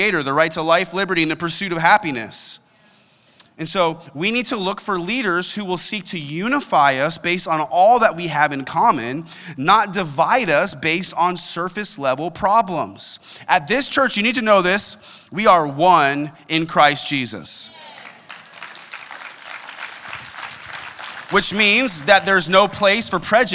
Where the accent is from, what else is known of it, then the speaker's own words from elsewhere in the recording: United States; I'm an American, and I'm proud